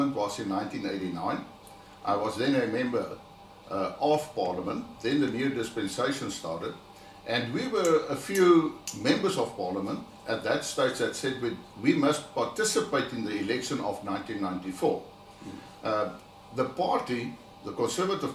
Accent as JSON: {"language": "English", "area": "a farm near Potchefstroom", "region": "North West", "country": "South Africa", "tie": "born or raised there", "said": "I actually grew up on a farm. It is in the northwest province in South Africa. It's about 190 kilometers southwest from Johannesburg. So to give a more location of that, it's close to Potchefstroom."}